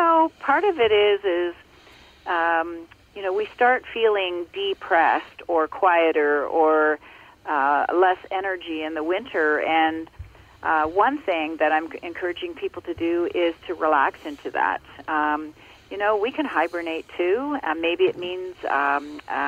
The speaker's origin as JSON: {"language": "English", "region": "Ontario", "country": "Canada", "tie": "born or raised there"}